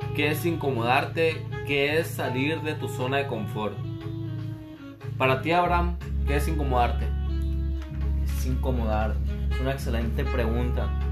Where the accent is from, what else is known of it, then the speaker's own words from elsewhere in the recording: Hermosillo, Sonora, Mexico; Soy de Hermosillo, Sonora. Siempre he vivido aquí.